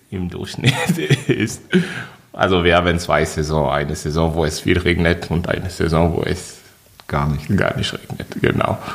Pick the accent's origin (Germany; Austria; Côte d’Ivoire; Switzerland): Côte d’Ivoire; Ich komme aus der Elfenbeinkiste. Elfenbeinküste. Genau, also auf der Karte von Afrika, das ist in Westafrika.